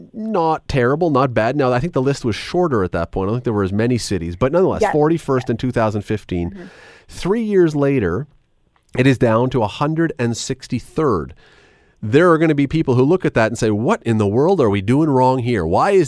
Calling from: Hamilton, Ontario, Canada; we're calling you from Hamilton.

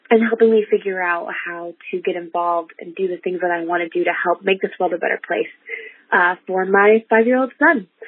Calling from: Lansing, Michigan, United States; I am from Lansing, Michigan

